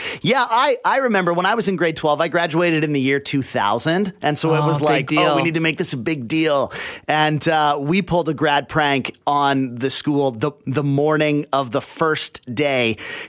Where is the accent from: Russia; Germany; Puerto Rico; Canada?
Canada; Abbotsford, British Columbia; I grew up in Abbotsford out in the valley.